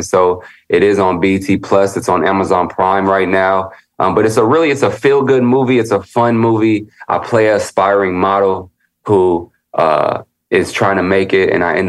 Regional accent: Chicago, Illinois, United States; born there; now in Los Angeles, United States; Like I was born in the Midwest and I was born in Chicago, moved to LA.

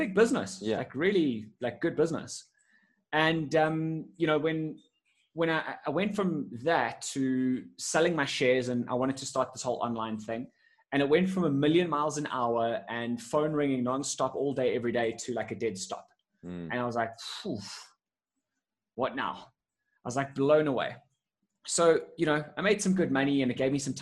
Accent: Johannesburg, Gauteng, South Africa; I'm in Johannesburg, South Africa. Born here, grown up here most of my life

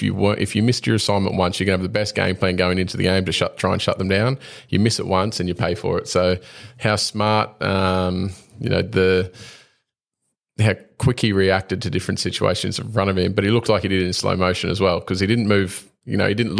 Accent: Queensland, Australia; a Queenslander

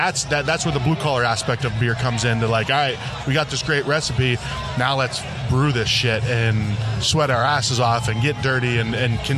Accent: Youngstown, Ohio, United States; also born or lived in Pittsburgh; It was Ohio, right on the border, Youngstown, Ohio area.

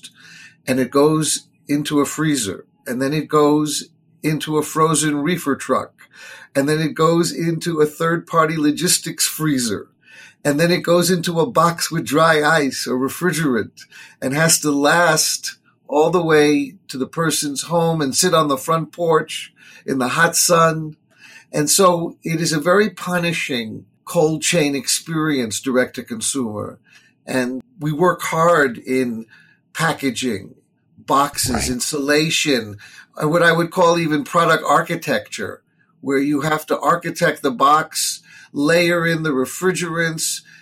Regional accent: New York City, New York, United States; I grew up in the suburbs of Manhattan. We call it Queens, New York

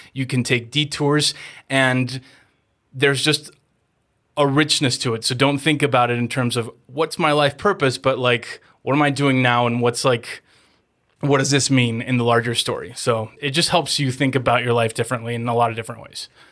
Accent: Mexico; moved away as an adult; also born or lived in Los Angeles, United States; I'm born and raised in Mexico, but I was in L A and I didn't wanna go back to Mexico

